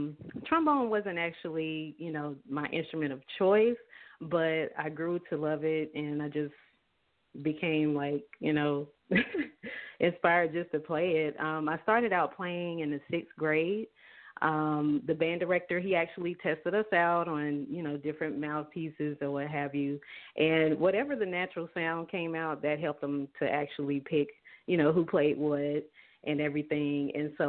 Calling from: Douglasville, Georgia, United States; I'm calling from Douglasville, Georgia.

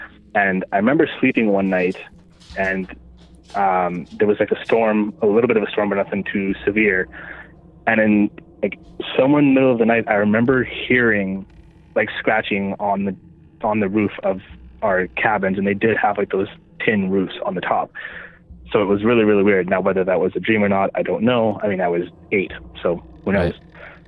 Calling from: Manitoba, Canada; from Manitoba.

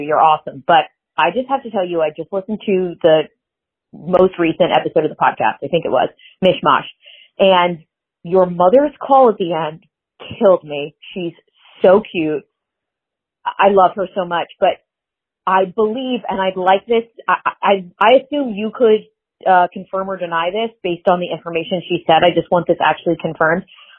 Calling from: Pennsylvania, United States; I'm calling from Pennsylvania.

